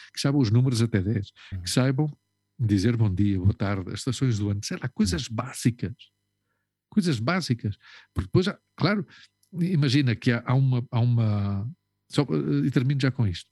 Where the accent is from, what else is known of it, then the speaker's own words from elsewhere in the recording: Lisbon, Portugal; moved away; eu nunca digo que sou de Portugal, eu digo que sou de Lisboa